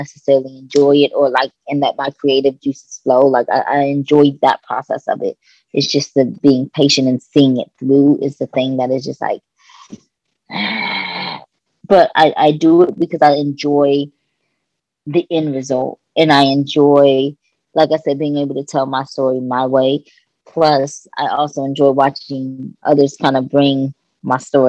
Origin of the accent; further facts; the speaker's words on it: Kentucky, United States; moved away; also born or lived in Los Angeles; I'm from Kentucky